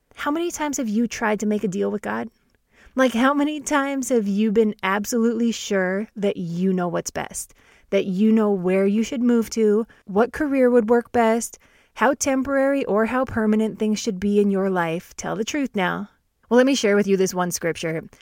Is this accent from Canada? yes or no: yes; Canada; I'm Canadian, born and raised